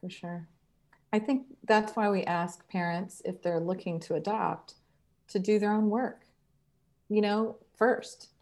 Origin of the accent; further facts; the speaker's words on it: Columbus, Ohio, United States; now in Cincinnati, United States; I grew up in Col-, Columbus, and now I live in Cincinnati